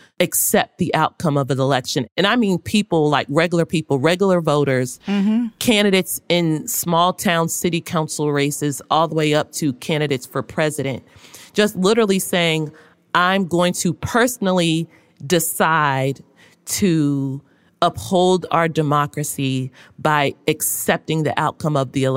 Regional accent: Louisville, Kentucky, United States; I am from Louisville, Kentucky. I went to Florida A&M, and then I started my career at a relatively small newspaper in Jacksonville, Florida.

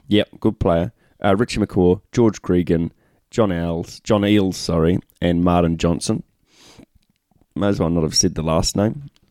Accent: New Zealand; we're Kiwis

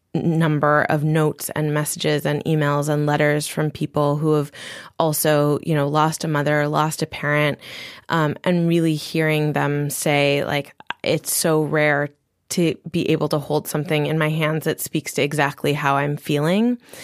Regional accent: Maui, Hawaii, United States; my parents had a body care and spa product company on Maui, and so I also grew up creating with my mom

